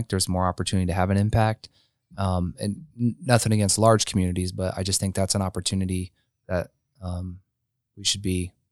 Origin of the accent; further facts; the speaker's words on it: Marion, Indiana, United States; moved away; having that coming back to my hometown